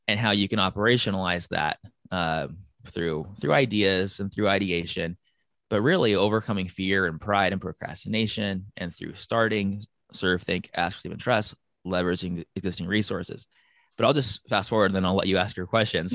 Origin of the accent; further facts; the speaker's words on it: San Diego, California, United States; I was born and raised in San Diego